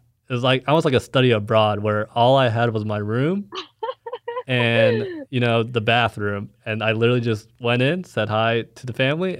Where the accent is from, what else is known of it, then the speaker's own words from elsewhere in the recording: Dallas, Texas, United States; moved away as an adult; also born or lived in Fayetteville, Arkansas; now in Kansas City, United States; I'm from Dallas.